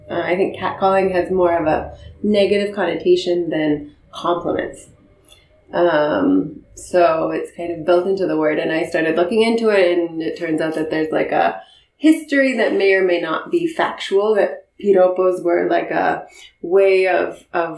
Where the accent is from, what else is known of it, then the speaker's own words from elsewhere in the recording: Canada; moved away as an adult; also born or lived in New York; now in Medellin, Colombia; I'm from Canada